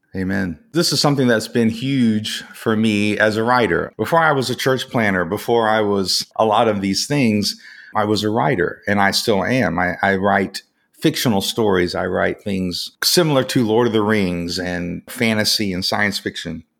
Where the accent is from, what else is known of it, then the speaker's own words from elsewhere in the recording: Atlanta, Georgia, United States; also born or lived in West Virginia / Alabama / Korea; I kind of grew up through my teens in the Atlanta, Georgia area in the United States